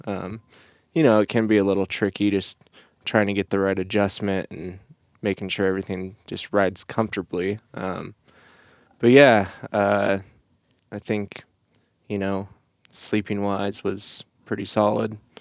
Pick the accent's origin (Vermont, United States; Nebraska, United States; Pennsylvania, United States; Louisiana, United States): Nebraska, United States; moved away as an adult; I grew up in Nebraska